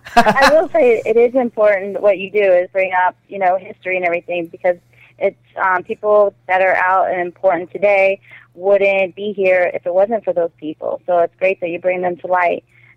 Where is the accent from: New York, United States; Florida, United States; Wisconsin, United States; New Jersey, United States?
Florida, United States; the Florida Panhandle, United States; also born or lived in Rockledge, Florida / Tallahassee, Florida; I was raised in the panhandle.